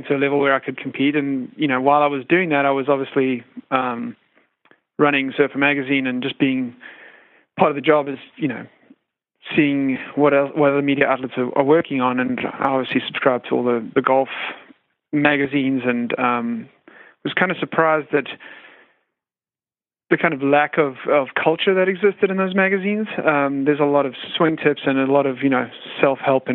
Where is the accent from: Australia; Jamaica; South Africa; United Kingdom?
South Africa; moved away as an adult; now in United States; I have a funny accent and I'm not originally from the United States. I'm originally from South Africa, but I've spent the last 12 to 15 years here in the U.S.